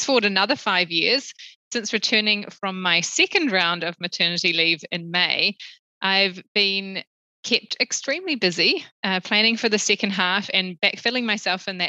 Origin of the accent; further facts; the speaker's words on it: New Zealand; moved away as an adult; also born or lived in Sydney; now in Singapore; I'm a Kiwi. I grew up in New Zealand, and despite living outside of Aotearoa for the last 10 years, it is still home to me.